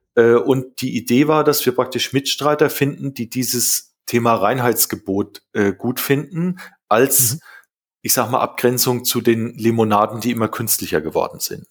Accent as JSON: {"language": "German", "area": "Rhön, Lower Franconia", "region": "Bavaria", "country": "Germany", "tie": "born or raised there", "moved": "yes", "lives_now": "Berlin, Germany", "said": "also ich wohne ja jetzt in Berlin äh, und äh, geboren bin ich ja in der Rhön äh, in Unterfranken."}